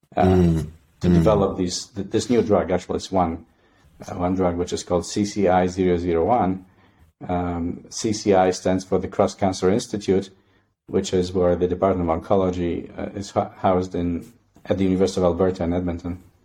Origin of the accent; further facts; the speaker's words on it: Poland; moved away as an adult; now in Canada; I was born and raised in Poland, and uh, I did my undergraduate studies there